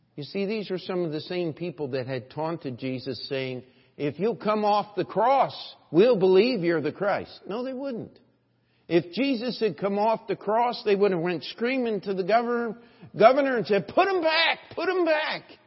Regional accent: New York, United States; I'm a New Yorker

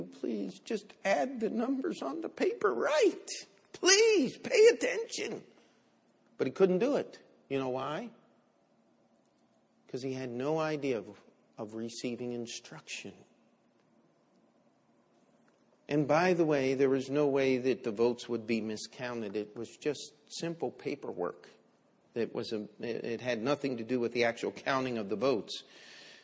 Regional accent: Baltimore, Maryland, United States; moved away as an adult; also born or lived in Springfield, Missouri; I'm from Baltimore, Maryland, and I'm here in Bible college.

